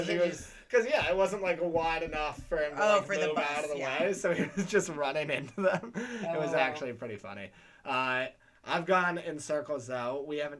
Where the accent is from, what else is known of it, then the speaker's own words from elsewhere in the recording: New York City, New York, United States; I grew up in Battery Park, but it's close enough.